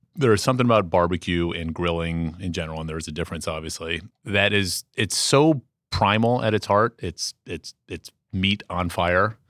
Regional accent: Washington, District of Columbia, United States; As a kid growing up in Washington, D C, during the straight edge era of punk rock

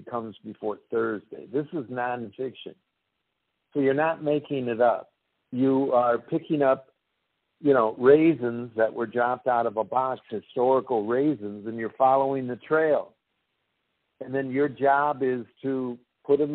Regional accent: Wisconsin, United States; moved away as an adult; I was from Wisconsin.

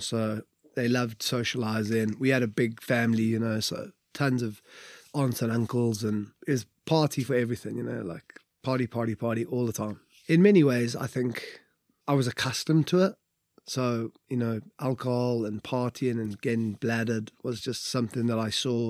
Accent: Wales, United Kingdom; We'll just be ushered out in the morning because we're Welsh legends.

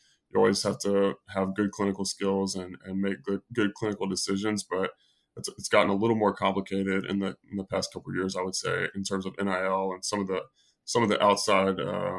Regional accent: Tennessee, United States; So I grew up in Tennessee.

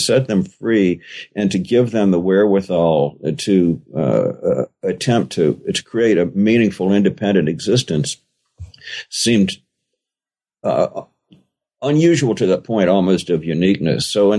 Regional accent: Richmond, Virginia, United States; I was born in Richmond, Virginia, and grew up there in the 50s and 60s, which is the exact period during which legally mandated segregation was starting to break down. So I was born into a quite rigidly segregated society as a white Southerner.

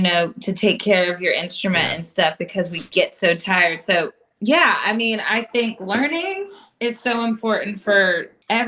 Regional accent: Williamsport, Pennsylvania, United States; now in Nashville, United States; I'm originally from Williamsport, Pennsylvania

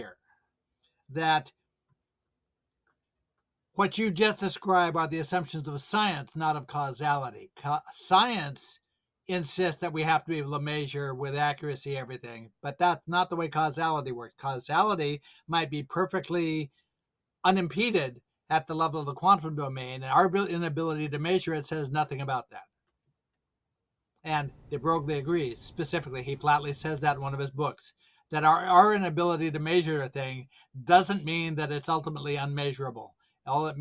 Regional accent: Salem, Oregon, United States; I grew up in Salem, Oregon

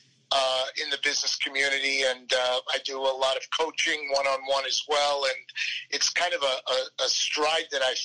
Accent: Plainview, New York, United States; moved away as an adult; also born or lived in Manhattan, New York; now in Dallas, United States; I grew up on Long Island, very proud of it, very proud to be an ex-New Yorker

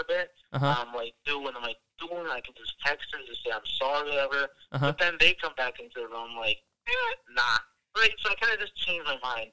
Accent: Wisconsin, United States; I'm from Wisconsin

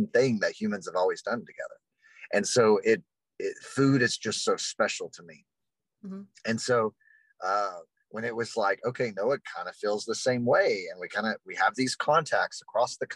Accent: Texas, United States; I'm from Texas

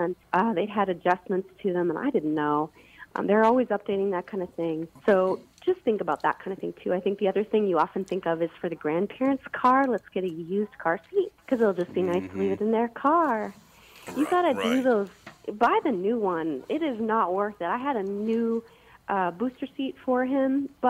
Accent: Bloomington, Minnesota, United States; now in Los Angeles, United States; I was raised in Minnesota and grew up in Bloomington

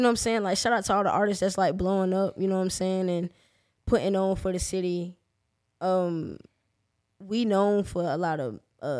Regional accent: Jacksonville, Florida, United States; I'm from the West Side

